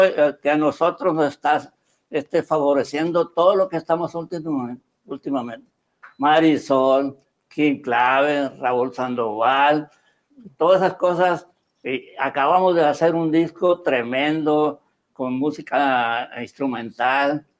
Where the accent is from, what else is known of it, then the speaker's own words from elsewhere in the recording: El Recodo, Sinaloa, Mexico; pues yo nací en el recodo. Mi pueblo donde yo nací se llama el recodo